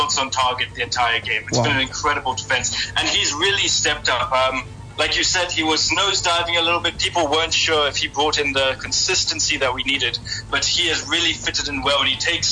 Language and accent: English; Johannesburg, Gauteng, South Africa; even though I grew up in Johannesburg, South Africa